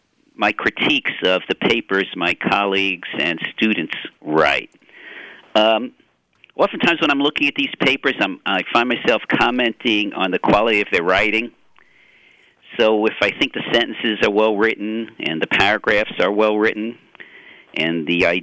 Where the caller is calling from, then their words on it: Tallahassee, Florida, United States; Tallahassee, Florida at Florida State University.